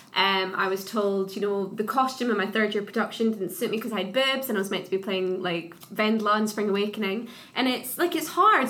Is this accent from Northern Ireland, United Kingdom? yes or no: no; Scotland, United Kingdom; like little towns where I grew up in Scotland